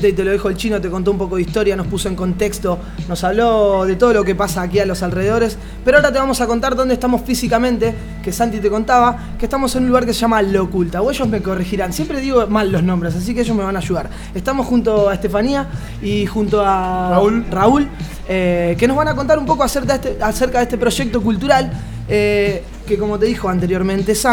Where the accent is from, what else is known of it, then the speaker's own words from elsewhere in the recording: Tijuana, Baja California, Mexico; De Tijuana.